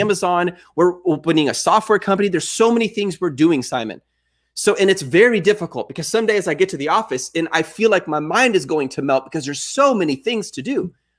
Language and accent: English; Texas, United States; I am from Texas.